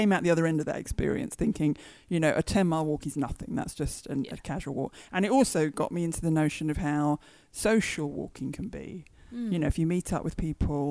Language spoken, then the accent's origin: English; United Kingdom; moved away as an adult; also born or lived in Hull; now in London, United Kingdom; I grew up just outside London and moved here